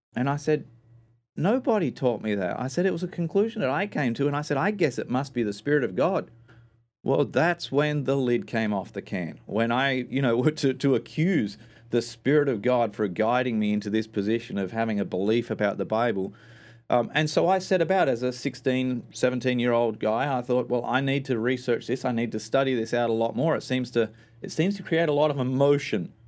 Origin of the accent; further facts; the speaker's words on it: Australia; moved away; spent most of my life growing up in Australia